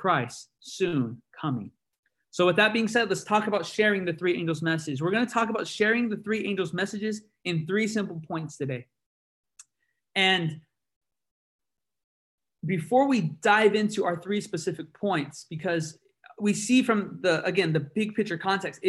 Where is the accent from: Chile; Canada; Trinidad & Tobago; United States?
United States; San Bernardino, California; I come from San Bernardino, California